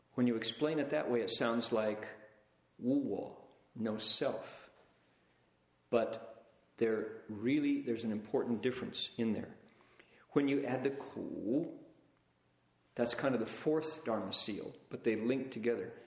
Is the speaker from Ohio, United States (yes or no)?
yes; Toledo, Ohio, United States; I grew up in Toledo, Ohio, glass capital of the world